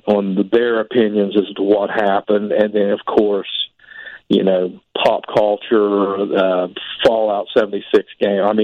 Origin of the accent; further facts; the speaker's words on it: Point Pleasant, West Virginia, United States; I'm from Point Pleasant, West Virginia. You know, that's the home of the Mothman, pretty much. Born and raised there.